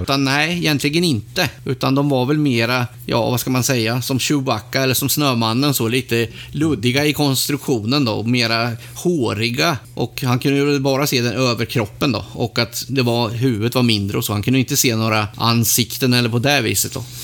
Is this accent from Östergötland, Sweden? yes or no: yes; Mantorp, Östergötland, Sweden; mina hemtrakter Mantorp.